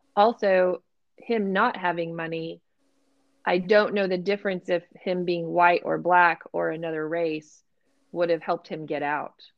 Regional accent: Texas, United States; We did not learn that in Texas

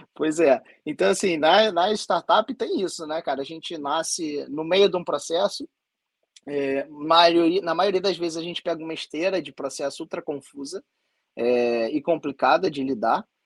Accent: Rio de Janeiro, Brazil; eu sou aqui do Rio de Janeiro

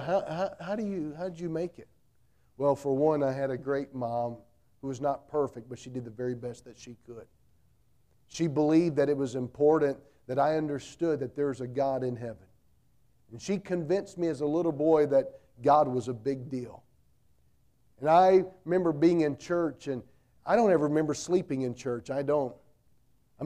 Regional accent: North Carolina, United States; I grew up in North Carolina

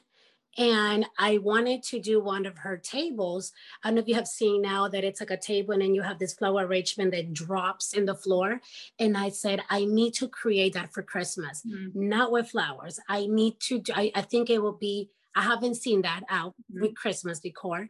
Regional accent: Ecuador; moved away; I'm from Ecuador

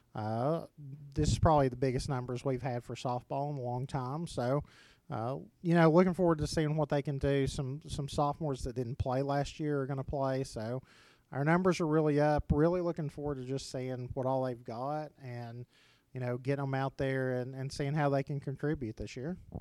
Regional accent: Oliver Springs, Tennessee, United States; I got to go back home and, and coach in Oliver Springs

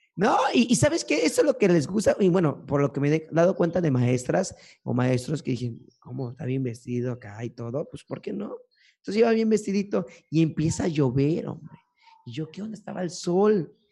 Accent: Córdoba, Veracruz, Mexico; also born or lived in Fortín de las Flores / Orizaba; Y pues estuve viviendo gran parte de mi vida en Córdoba y ya parte final pues estaba en Fortín.

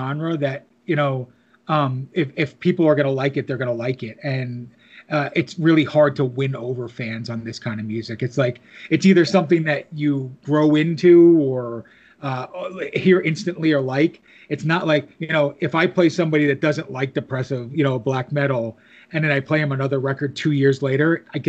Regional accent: New Jersey, United States; also born or lived in New York area; I grew up in New Jersey, lived in the New York area

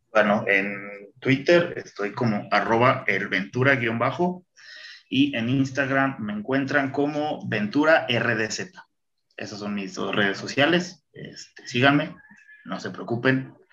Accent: Irapuato, Guanajuato, Mexico

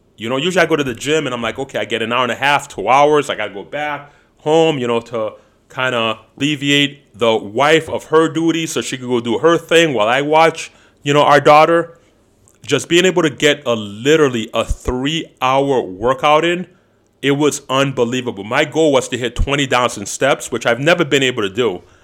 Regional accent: Chicago, Illinois, United States

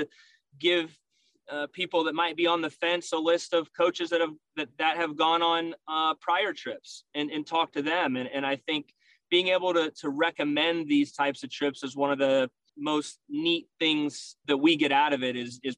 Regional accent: Bluffton, Ohio, United States; I grew up in Northwest Ohio, in Bluffton, Ohio, a small, proud town of about 3,000

